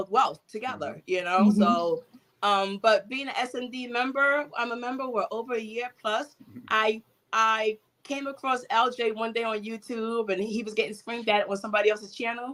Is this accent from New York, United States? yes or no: yes; New York City, New York, United States; I'm from New York City, and I grew up poor on welfare